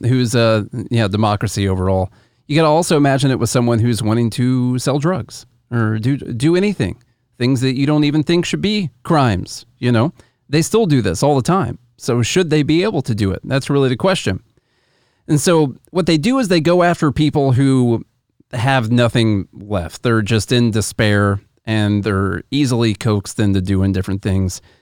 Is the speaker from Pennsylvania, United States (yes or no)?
no; Illinois, United States; we're from Illinois